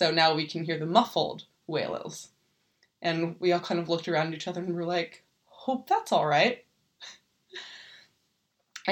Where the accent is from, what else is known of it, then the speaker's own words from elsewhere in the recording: United States; now in Germany; I'm an American